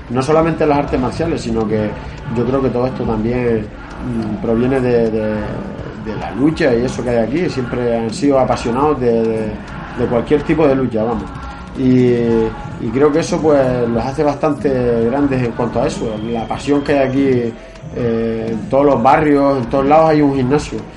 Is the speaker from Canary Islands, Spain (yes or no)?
yes; Canary Islands, Spain; also born or lived in Asturias / Galicia; o sea, yo nací en Asturias, a los pocos meses me fui otra vez a Galicia, y, pero, me crié aquí. Soy de, yo me considero canario porque eh, pues llevo toda la vida aquí